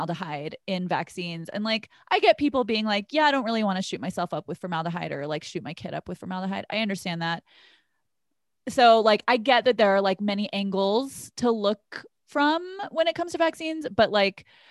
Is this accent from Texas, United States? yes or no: yes; Texas, United States; I'm from Texas.